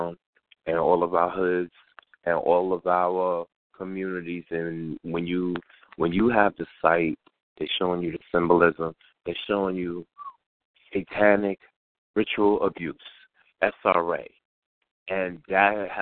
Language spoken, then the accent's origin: English; New York City, New York, United States; I'm in the community where I grew up